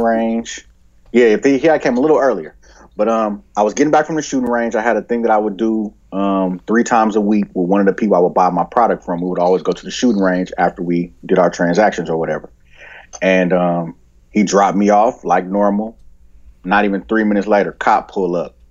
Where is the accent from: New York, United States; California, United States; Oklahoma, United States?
California, United States; Oakland; I grew up in Oakland